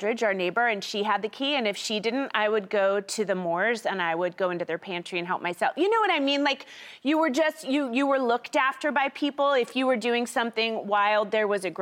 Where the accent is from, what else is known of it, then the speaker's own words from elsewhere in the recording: Charleston, West Virginia, United States; moved away; I grew up in West Virginia, where I was middle class but surrounded by generational rural poverty